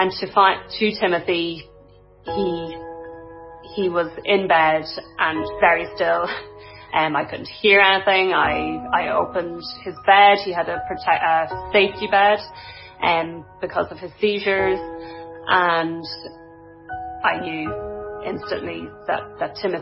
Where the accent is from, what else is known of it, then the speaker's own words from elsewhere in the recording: Dundalk, County Louth, Ireland; now in North County Dublin, Ireland; I'm originally from Dundalk in County Louth, and I live in North County Dublin